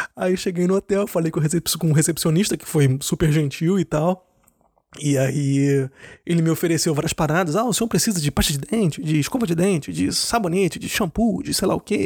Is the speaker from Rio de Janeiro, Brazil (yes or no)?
yes; Rio de Janeiro, Brazil; now in Germany; eu sou brasileiro, eu sou do Rio, mas eu moro na Alemanha